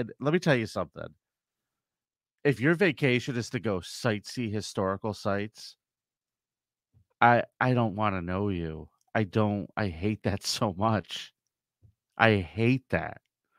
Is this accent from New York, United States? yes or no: no; California, United States; born there; I was born in California. It's where I get my good looks and carefree attitude